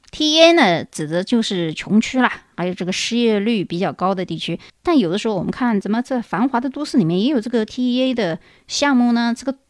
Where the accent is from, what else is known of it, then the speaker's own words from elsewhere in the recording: China; 我们中国人